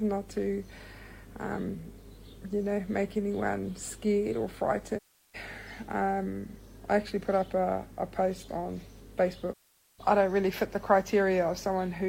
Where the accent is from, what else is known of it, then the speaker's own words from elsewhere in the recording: Rotorua, Bay of Plenty, New Zealand; I'm from Rotorua